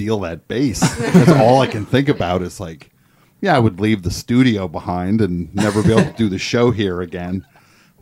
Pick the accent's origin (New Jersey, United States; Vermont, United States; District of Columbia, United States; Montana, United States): New Jersey, United States; I'm from New Jersey